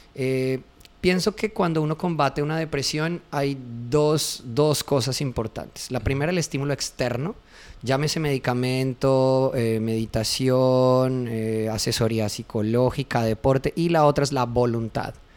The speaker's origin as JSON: {"language": "Spanish", "area": "interior of Colombia", "region": "Andean region", "country": "Colombia", "said": "Yo soy del interior de Colombia"}